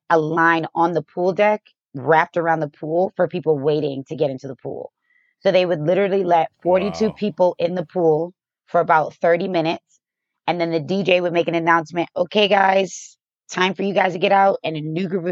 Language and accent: English; Boston, Massachusetts, United States; also born or lived in Chicago; now in Las Vegas, United States; Boston is where I'm from, but I moved to Vegas from Chicago.